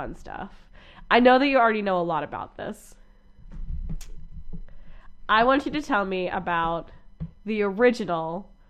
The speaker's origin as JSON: {"language": "English", "region": "Pennsylvania", "country": "United States", "tie": "born or raised there", "moved": "yes", "said": "We're going to Pennsylvania. So we're going to be recording in my hometown."}